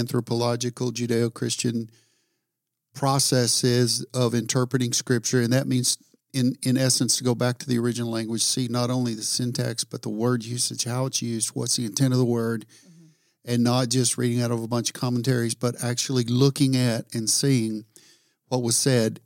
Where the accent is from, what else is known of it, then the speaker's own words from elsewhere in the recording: the South, United States; I'm from the South